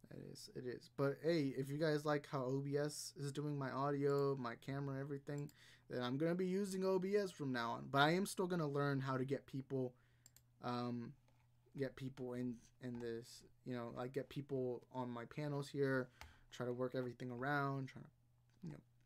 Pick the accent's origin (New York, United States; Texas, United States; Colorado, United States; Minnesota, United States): Texas, United States; Houston; I'm born and raised in Texas.